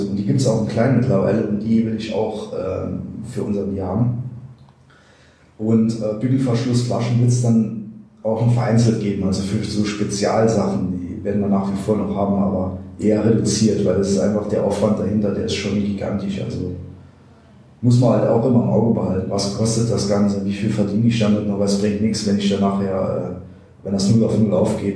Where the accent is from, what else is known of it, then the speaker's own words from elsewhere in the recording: Neunkirchen, Saarland, Germany; ich bin ja in Neunkirchen geboren, hier aufgewachsen